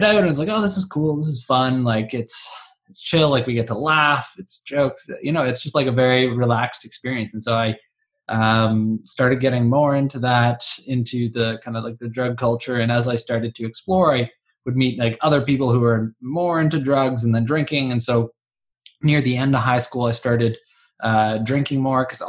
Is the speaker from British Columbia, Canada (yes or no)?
no; Ottawa, Ontario, Canada; So I grew up in Ottawa. I was born in Orleans